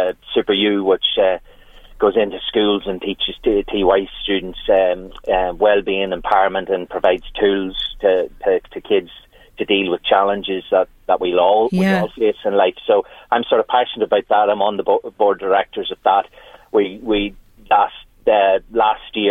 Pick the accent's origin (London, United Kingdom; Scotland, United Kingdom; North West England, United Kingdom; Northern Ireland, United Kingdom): Northern Ireland, United Kingdom; Newry; now in County Louth, Ireland; that's where my hometown was Newry